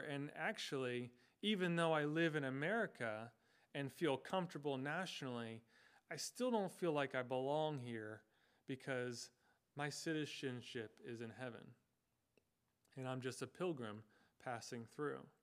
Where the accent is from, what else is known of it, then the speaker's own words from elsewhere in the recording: United States; I was born and I have lived in the United States, uh, this geographical location for my entire life